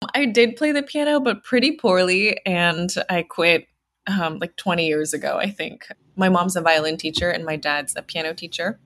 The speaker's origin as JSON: {"language": "English", "town": "Houston", "region": "Texas", "country": "United States", "tie": "born or raised there", "said": "I grew up in Houston, Texas"}